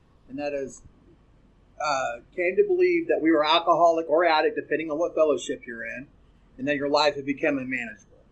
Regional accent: the South, United States; I'm from the South.

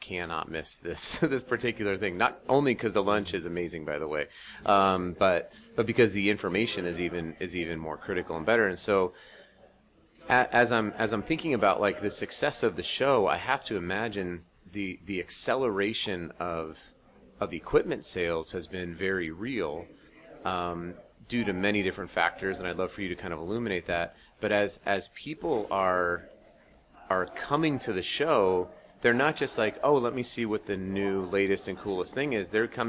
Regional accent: Colorado, United States; also born or lived in Utah; You know, I'm from Colorado and Utah.

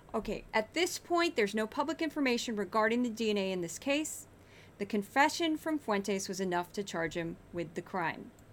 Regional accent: Missouri, United States; accent: Missouri; you're going to hear my accent on this number. I always laugh when I hear myself say the number eight because they sound very Missouri

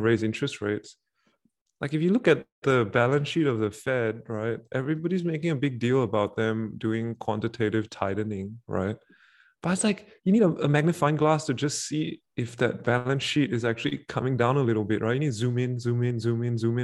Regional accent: Singapore; as a Singaporean

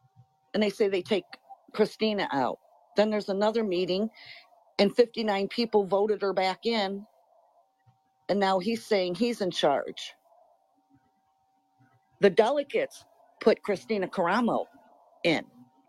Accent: Michigan, United States; Yeah, I am from Michigan. I've never considered myself a Republican, but I joined the Republican Party to help fix it.

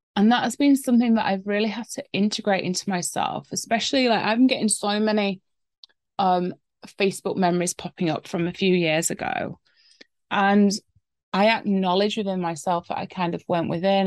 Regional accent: England, United Kingdom; I'm English after all

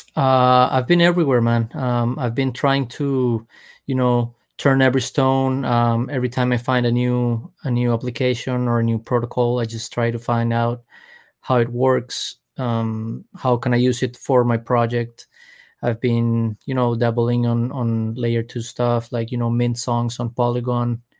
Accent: Colombia; now in Miami, United States; I'm from Colombia.

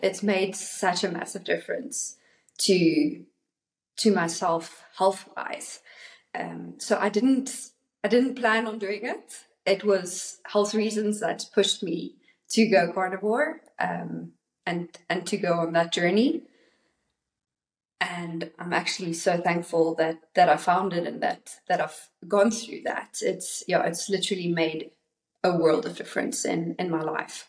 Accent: South Africa; also born or lived in North Carolina, United States / Cape Town, South Africa; all the way from South Africa.

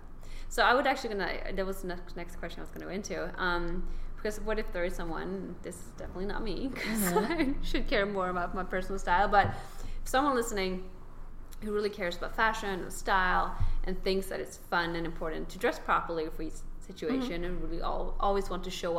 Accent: Sweden; moved away; also born or lived in California; I come from Sweden, where we have a completely different outlook on work than in America

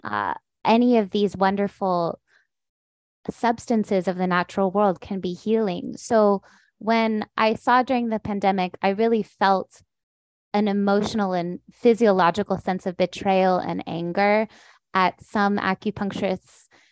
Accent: San Diego, California, United States; I was born in San Diego

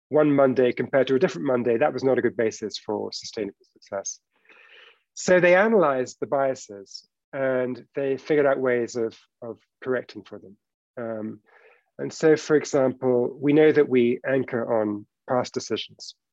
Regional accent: United Kingdom; We're both British by origin.

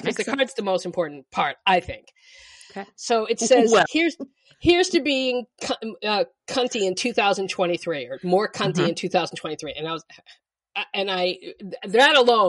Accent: Boston, Massachusetts, United States; moved away; I'm from Boston.

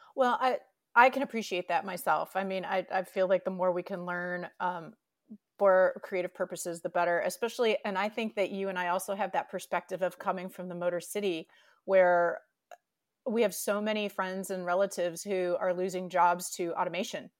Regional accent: Detroit, Michigan, United States; something that Lauren and I have in common is we're both from the Detroit metro area

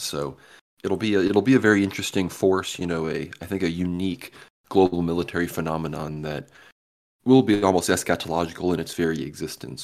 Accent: Austin, Texas, United States; my hometown here, Austin, Texas

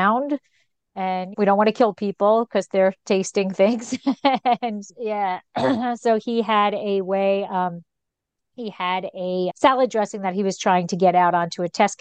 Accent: Bergen County, New Jersey, United States; I grew up in Bergen County, so very much North Jersey.

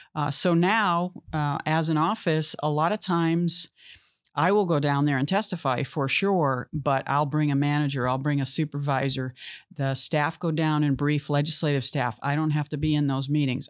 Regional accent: Massachusetts, United States; moved away as an adult; now in California, United States; I loved growing up in Massachusetts. I'm glad I, I spent my childhood there

